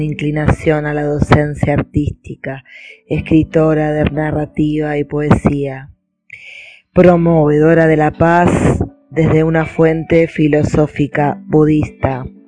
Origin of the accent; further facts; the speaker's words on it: Buenos Aires, Argentina; de Argentina, Buenos Aires